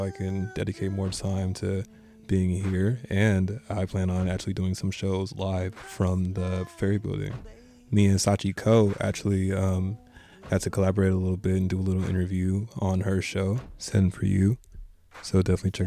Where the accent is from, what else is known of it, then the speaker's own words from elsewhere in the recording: Berkeley, California, United States; I'm from Berkeley